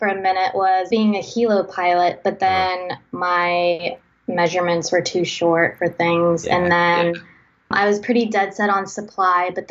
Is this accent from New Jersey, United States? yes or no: no; Long Beach, Mississippi, United States; I'm from Long Beach, Mississippi. It's a pretty small town on the Mississippi Gulf Coast.